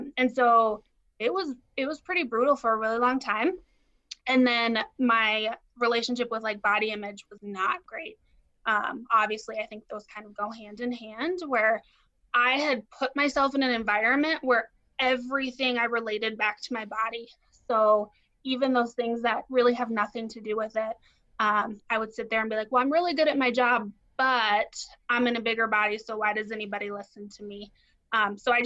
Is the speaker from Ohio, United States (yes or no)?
no; Denver, Colorado, United States; I grew up in Denver, so close to where you guys are